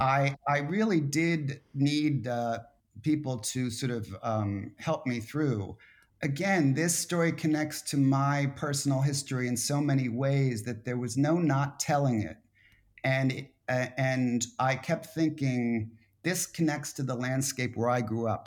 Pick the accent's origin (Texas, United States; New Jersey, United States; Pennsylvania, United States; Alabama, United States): Pennsylvania, United States; Philadelphia; moved away as an adult; Philadelphia, his hometown, my hometown